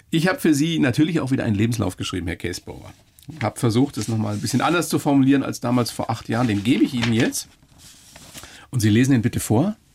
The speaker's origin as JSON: {"language": "German", "town": "Gauting", "region": "Bavaria", "country": "Germany", "tie": "born or raised there", "also_born_or_lived": "Munich", "said": "Ich fange einfach mal ganz vorne an. Geboren ja. 25. November 60 in München"}